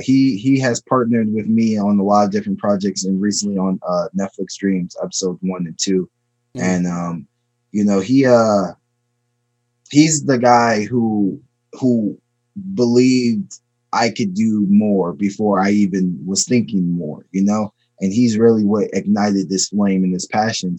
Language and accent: English; Maryland, United States; also born or lived in Chicago, Illinois; I was born in Chicago and I was raised in Maryland.